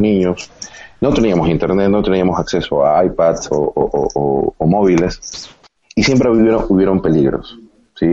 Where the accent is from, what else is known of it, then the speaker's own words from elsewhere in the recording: Ecuador; acá en Ecuador